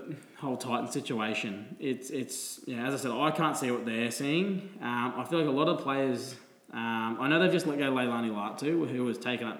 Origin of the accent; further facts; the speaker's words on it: Gold Coast, Queensland, Australia; we are from the Gold Coast.